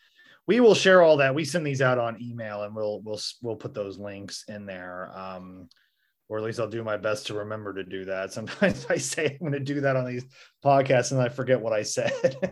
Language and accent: English; Missouri, United States; accent: Western Missouri; Oh yeah, because I just got that flat Western Missouri affect that they tell news anchors to use